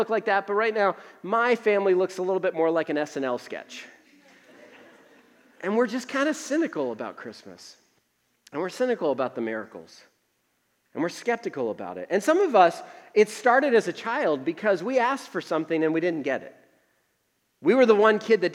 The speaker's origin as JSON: {"language": "English", "region": "Northeast", "country": "United States", "tie": "born or raised there", "moved": "yes", "lives_now": "Tucson, United States", "said": "I grew up in the Northeast where we had to shovel all the time"}